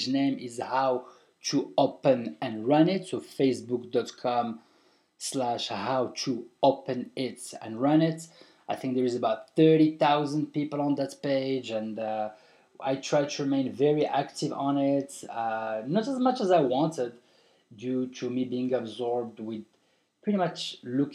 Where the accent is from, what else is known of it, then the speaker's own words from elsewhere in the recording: Morocco; now in Marrakech, Morocco; it's my country, man. I'm from Morocco. I've been living for 21 years out of Morocco, and I'm back to the motherland.